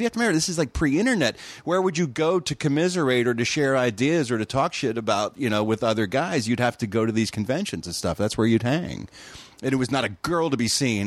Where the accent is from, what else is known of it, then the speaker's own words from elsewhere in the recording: Philadelphia, Pennsylvania, United States; moved away as an adult; now in California, United States; I grew up in Philadelphia, Pennsylvania.